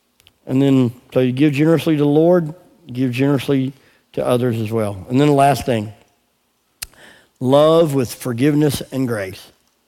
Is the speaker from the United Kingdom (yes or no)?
yes; England, United Kingdom; So we go walk, and we're praying out loud in English. Of course, we're English.